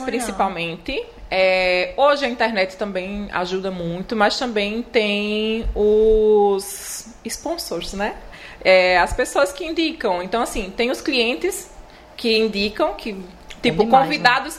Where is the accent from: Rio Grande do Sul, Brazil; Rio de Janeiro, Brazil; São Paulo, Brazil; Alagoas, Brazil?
Alagoas, Brazil; Palmeira dos Índios; moved away as an adult; now in Maceió, Brazil; Eu sou do interior, né? Sou do Palmeiras dos Índios. E aí eu vim para Maceió